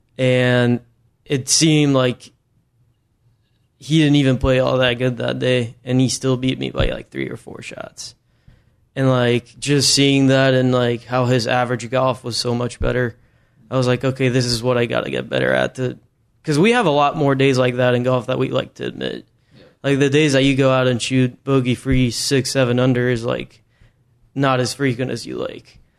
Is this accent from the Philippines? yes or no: no; Mexico; moved away; back home in my hometown in Mexico